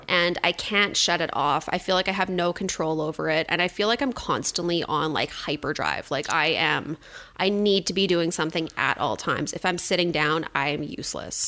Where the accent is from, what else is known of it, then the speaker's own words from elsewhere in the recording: suburb of Edmonton, Alberta, Canada; moved away as an adult; now in Cold Lake, Canada; I grew up in a suburb of Edmonton